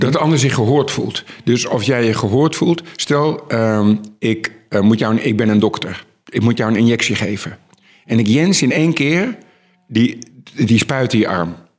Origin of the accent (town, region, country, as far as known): Netherlands